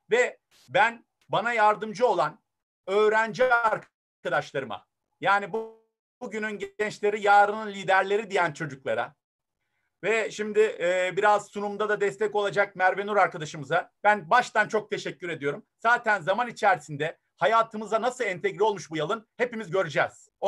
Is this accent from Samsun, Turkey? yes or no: yes; Bafra, Samsun, Turkey; moved away as an adult; also born or lived in Germany; E, ee, 78 Almanya doğumluyum. 40 günlükken Samsun Bafra'ya geldim. Dönüşümün babasını yaşadım. Anneden babadan babaanneye dedeye. Sonra lise sona kadar Alm Bafra'da yetiştim.